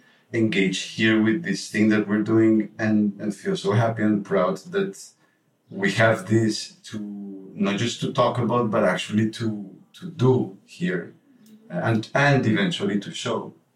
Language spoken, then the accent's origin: English; Colombia; English is a second language; I just met somebody in the entrance right now, and you tell them I'm from Colombia, and then they make this face